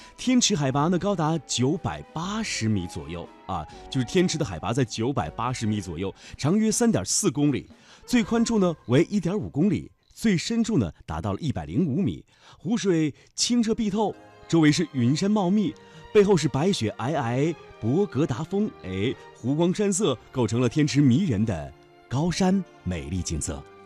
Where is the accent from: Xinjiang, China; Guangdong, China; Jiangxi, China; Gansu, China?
Gansu, China; Lanzhou; 我的家乡甘肃兰州